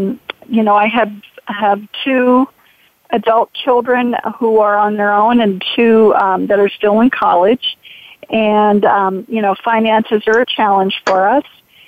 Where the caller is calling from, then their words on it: DuBois, Pennsylvania, United States; And I'm from DuBois, Pennsylvania.